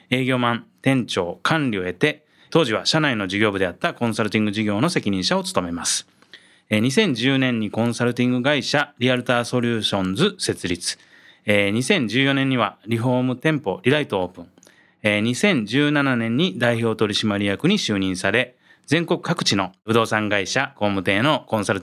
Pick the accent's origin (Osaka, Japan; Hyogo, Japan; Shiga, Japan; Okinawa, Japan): Shiga, Japan; 生まれも育ちも滋賀県ですね。